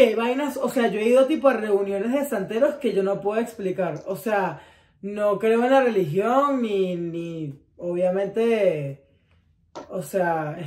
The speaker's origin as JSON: {"language": "Spanish", "town": "Caracas", "region": "Capital District", "country": "Venezuela", "said": "yo soy caraqueña"}